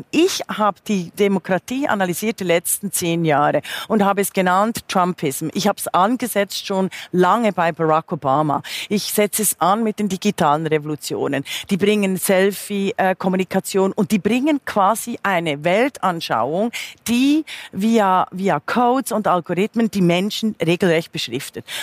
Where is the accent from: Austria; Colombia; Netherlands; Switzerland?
Switzerland; now in Germany; da bin ich natürlich meiner Heimat auch geschuldet, finde ich sehr zukunfts trächtig, weil man gerade an der Schweiz beispielsweise sieht